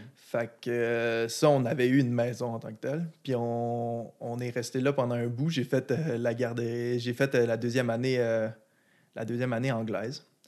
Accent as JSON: {"language": "French", "town": "Quebec City", "region": "Quebec", "country": "Canada", "tie": "born or raised there", "also_born_or_lived": "Blainville / Dorval", "said": "mes, plus jeunes, souvenirs de mon enfance, c'est à Saint-Émile, à ma première maison sur euh, l'Acropole"}